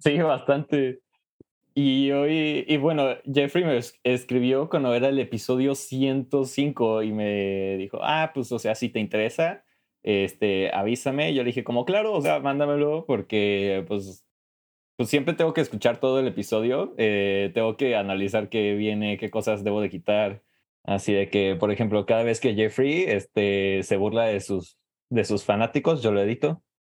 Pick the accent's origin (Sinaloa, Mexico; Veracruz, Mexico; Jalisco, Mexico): Jalisco, Mexico; also born or lived in Mexico City; yo originalmente soy de Jalisco, eh, en México